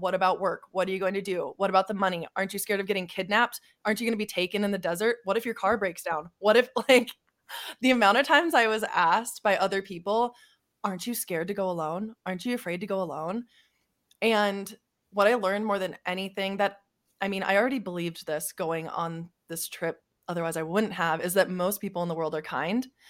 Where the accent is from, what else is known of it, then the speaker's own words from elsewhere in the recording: South Dakota, United States; moved away as an adult; I'm from South Dakota, ve, a very small town. I graduated high school with forty-eight people